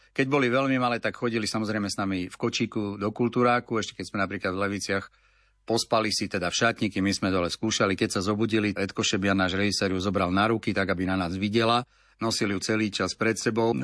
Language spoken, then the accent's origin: Slovak; Litvínov, Ústí nad Labem Region, Czechia; now in Slovakia; Ja pochádzam teda z Litvínova, z Českej republiky